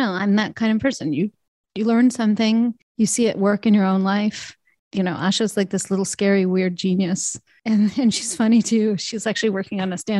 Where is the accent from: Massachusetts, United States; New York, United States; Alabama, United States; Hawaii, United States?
Alabama, United States; also born or lived in Canada; growing up in Alabama